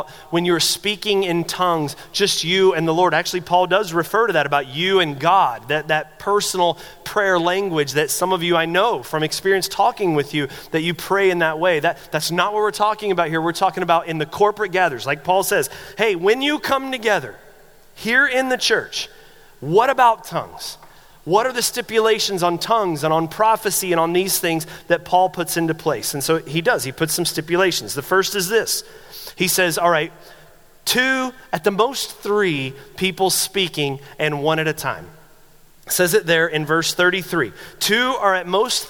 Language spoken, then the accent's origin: English; the South, United States; I grew up in the South, conservative Southern Baptist church.